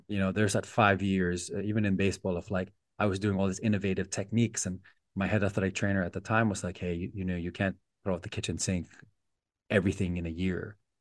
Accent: Philippines; our house in the Philippines

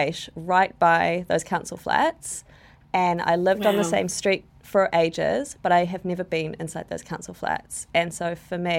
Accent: Wellington, New Zealand; I grew up in Newtown

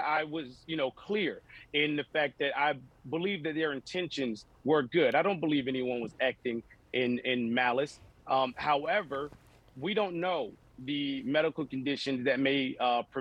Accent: District 20, Florida, United States; I grew up in District 20, which is considered a Black district.

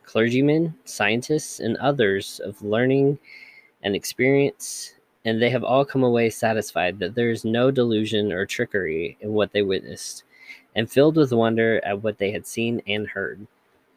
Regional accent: United States; accent: Georgia-Kentucky hybrid; also born or lived in Georgia / Kentucky; a Georgia-Kentucky hybrid, whatever my accent is

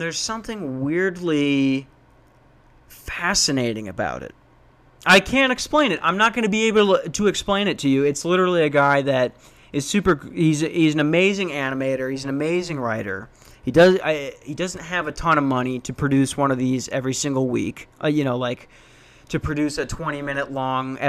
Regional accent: Lakeville, Minnesota, United States; moved away as an adult; also born or lived in Tucson, Arizona / Newnan, Georgia; grew up in Lakeville, Minnesota.

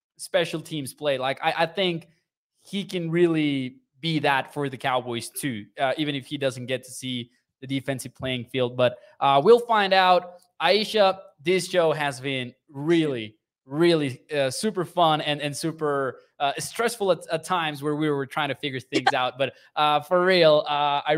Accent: Mexico; I'm born and raised in Mexico.

